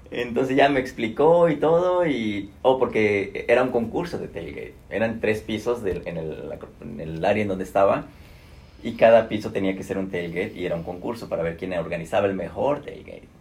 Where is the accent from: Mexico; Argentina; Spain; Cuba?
Mexico; moved away as an adult; now in Atlanta, United States; soy un mexicano